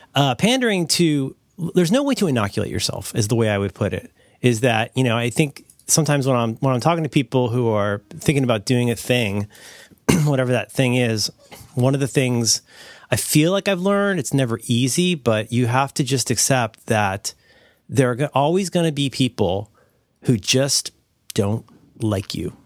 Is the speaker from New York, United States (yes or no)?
no; Ohio, United States; I'm from the Midwest, your mo-, I'm from Ohio